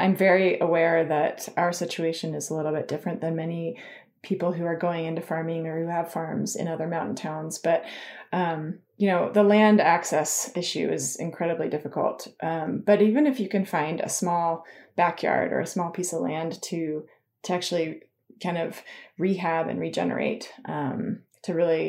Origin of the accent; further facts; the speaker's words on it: Tahoe, California, United States; I grew up skiing. You know, I grew up in Tahoe, so I skied.